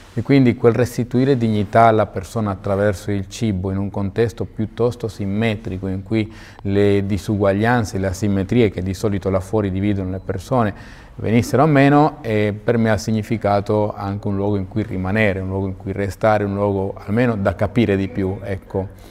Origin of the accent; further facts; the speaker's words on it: Venezuela; moved away as an adult; now in Modena, Italy; sono nato in Venezuela, i miei erano emigrati verso il Venezuela Mm, sono nato e cresciuto lì